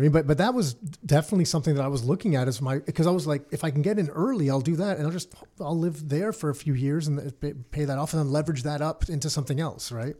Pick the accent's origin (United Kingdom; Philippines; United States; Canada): Canada; Mississauga, Ontario; I grew up in Mississauga